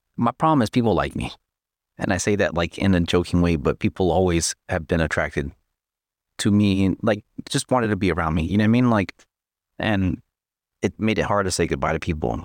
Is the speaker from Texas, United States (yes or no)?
yes; Texas, United States; moved away; I'm from Texas.